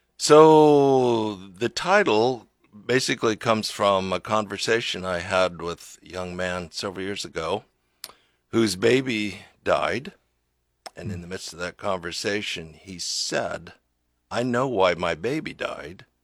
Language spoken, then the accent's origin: English; Lincoln, Nebraska, United States; I grew up here in Lincoln, right down by Lincoln High.